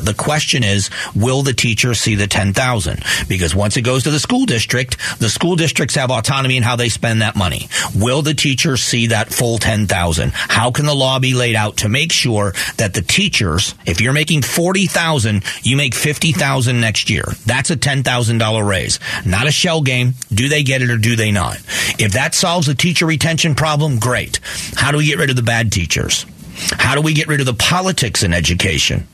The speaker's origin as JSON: {"language": "English", "town": "Fort Myers", "region": "Florida", "country": "United States", "tie": "born or raised there", "said": "Cypress Lake High School in, in, in, Fort Myers, Florida"}